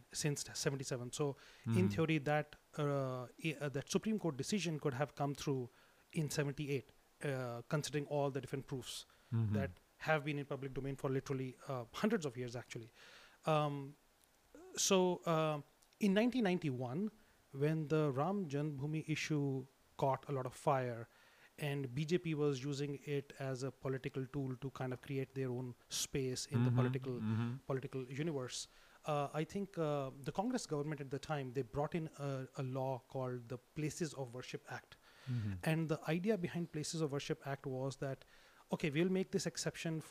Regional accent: Delhi, India; Delhi is where I grew up. And I grew up actually in South Delhi, very, very close to where the Qutub Minar is

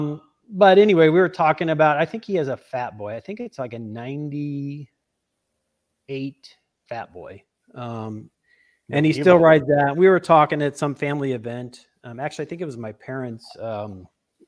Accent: St. Louis, Missouri, United States; also born or lived in Nebraska / Illinois; I was from St. Louis

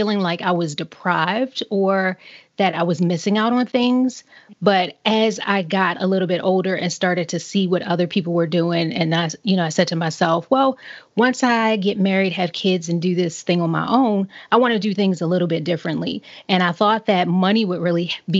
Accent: Baltimore, Maryland, United States; moved away; I grew up in Baltimore City in the more or less the inner city

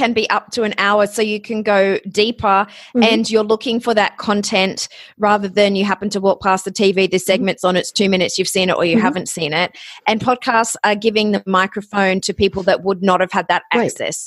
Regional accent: Australia; also born or lived in Ohio; now in Los Angeles, United States; I am Australian.

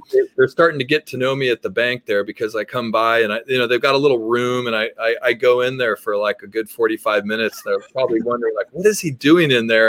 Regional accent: Berkeley, California, United States; I grew up in Berkeley

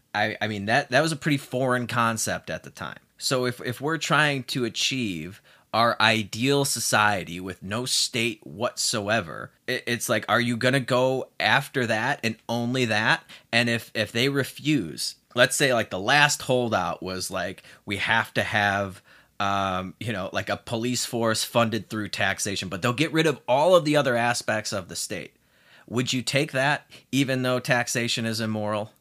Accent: United States; moved away as an adult; now in Mexico

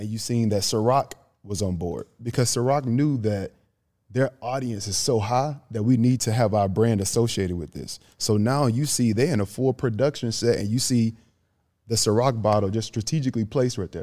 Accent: Grand Bay, Alabama, United States; moved away as an adult; now in Atlanta, United States; I'm from Grand Bay, Alabama, bro. Like, population, I'll say, like, nine hundred, close to a thousand people.

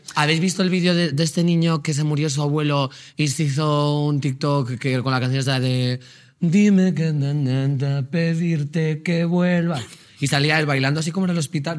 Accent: Magaluf, Balearic Islands, Spain; soy de Magaluf

